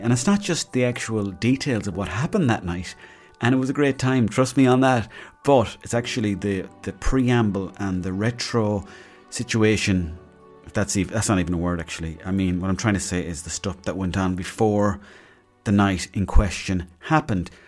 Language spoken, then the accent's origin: English; Mayo, Connacht, Ireland; I grew up in Mayo.